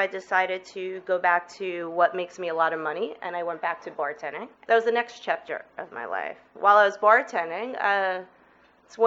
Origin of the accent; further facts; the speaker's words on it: New York City, New York, United States; moved away as an adult; also born or lived in Manhattan; now in Portland, United States; I was born in 1971 in Brooklyn, New York, to an incredible Jewish family.